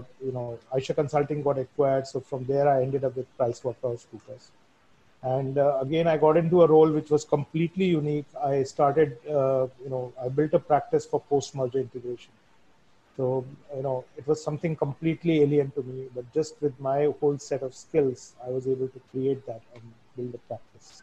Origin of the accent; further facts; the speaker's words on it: Bhopal, Madhya Pradesh, India; moved away as an adult; also born or lived in Bombay / Middle East / Germany / United Kingdom; I decided to base myself out of Bhopal, which was my hometown.